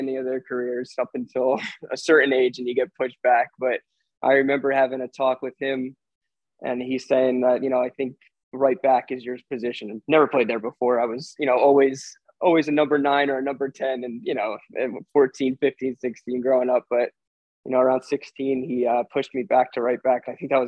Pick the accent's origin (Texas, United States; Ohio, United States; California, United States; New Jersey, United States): New Jersey, United States; Mercer County is like the hub of New Jersey soccer, I think, and that's where my dad grew up.